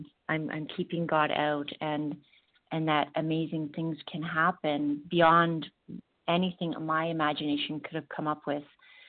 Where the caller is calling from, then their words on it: Ontario, Canada; I'm calling from Ontario, Ontario, Canada.